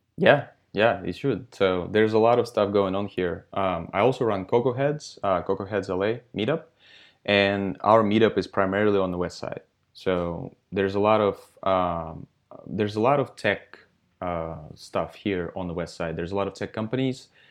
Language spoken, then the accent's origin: English; Russia; now in Santa Monica, United States; I'm from Russia originally. So I'm Russian, Um, I was born in Russia, um, and I started coding in fifth grade of elementary school